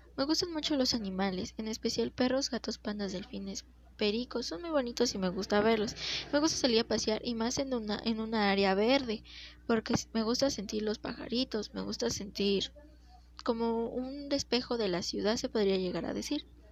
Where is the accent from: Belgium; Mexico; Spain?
Mexico; Mexico City; Nací en la Ciudad de México en el año 2003